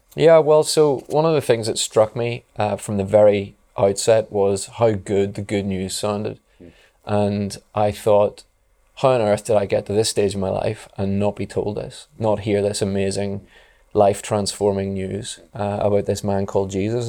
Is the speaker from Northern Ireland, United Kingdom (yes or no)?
yes; Belfast, Northern Ireland, United Kingdom; I grew up in Belfast